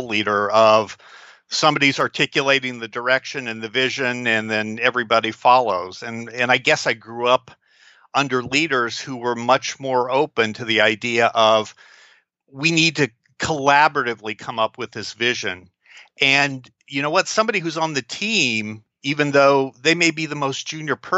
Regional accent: Kansas City, Missouri, United States; we're both from Kansas City

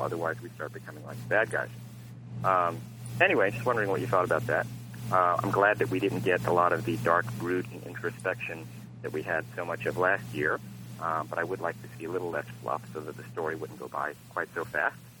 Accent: United States; as an American

